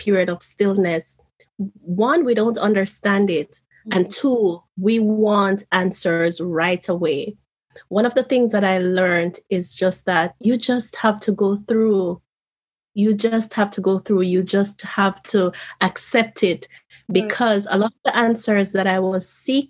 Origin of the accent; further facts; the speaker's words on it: Jamaica; moved away as an adult; now in Japan; here I was moving from Jamaica to Japan.